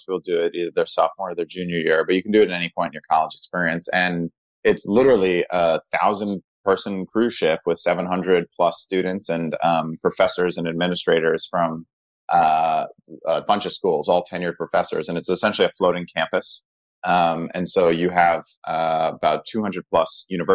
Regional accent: Connecticut, United States; born or raised there; also born or lived in New York City

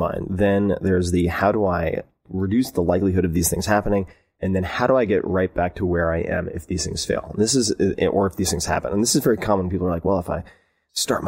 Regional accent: Long Island, New York, United States; I was raised on Long Island

